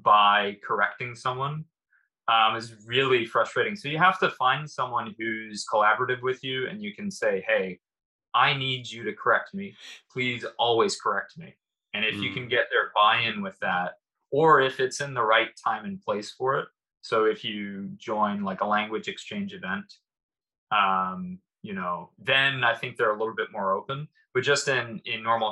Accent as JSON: {"language": "English", "country": "United States", "moved": "yes", "lives_now": "Japan", "said": "as an American"}